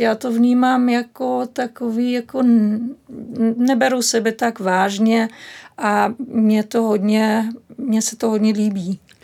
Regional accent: Berlin, Germany; Czech is a second language; moved away; Já pocházím z Berlína

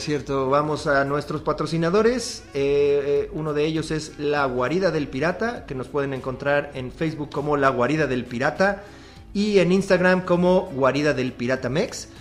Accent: Mexico; uno como mexicano

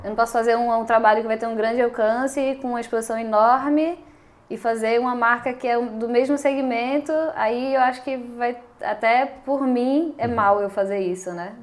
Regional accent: Brazil; moved away as an adult; also born or lived in Indonesia; now in Portugal; quando eu saí do Brasil, eu ia para a Austrália

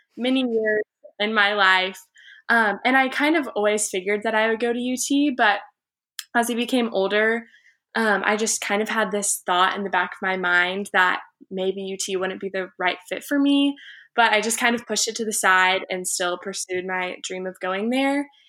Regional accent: Houston, Texas, United States; I'm from Houston, Texas, was born there and have lived there until I went away to college.

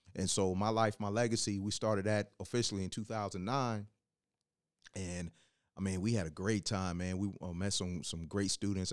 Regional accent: Hampton, Virginia, United States; also born or lived in West Coast; I wasn't born in in Hampton, Virginia, but I was raised in Hampton

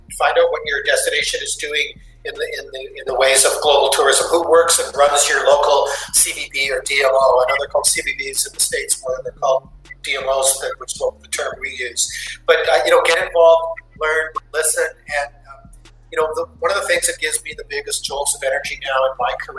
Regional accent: Western Canada, Canada; And so growing up in Western Canada, when we had basically three channels to watch

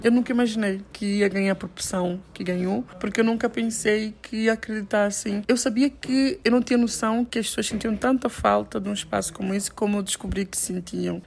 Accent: São Tomé & Príncipe

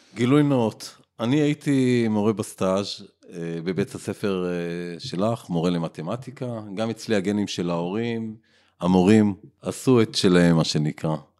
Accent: Ra'anana, Central District, Israel; אני מאוד אוהב את העיר, נולדתי בה

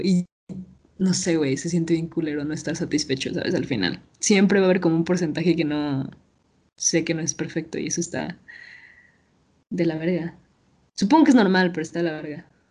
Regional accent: Mexico; como morra mexicana

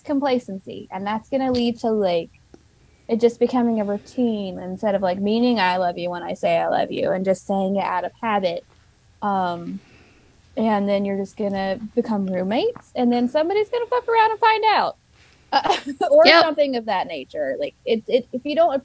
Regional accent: the South, United States; I'm a Southerner

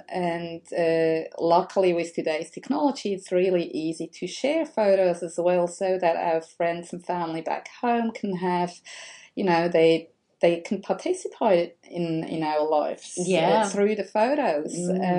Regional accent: Switzerland; moved away as an adult; now in Melbourne, Australia; as you can hear, I'm not Australian. I'm from Switzerland originally.

